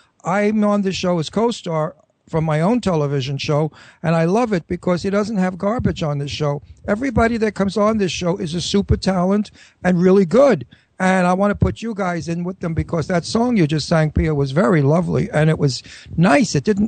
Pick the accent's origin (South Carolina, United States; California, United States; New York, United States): New York, United States; New York City; also born or lived in Brooklyn / Los Angeles; I was from Astoria. I was born in Brooklyn, and then we moved to Astoria, Queens.